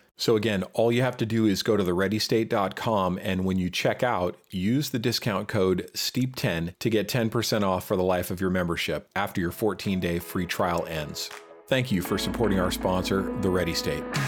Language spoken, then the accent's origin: English; San Francisco Bay Area, California, United States; born or raised there; also born or lived in Mount Rainier National Park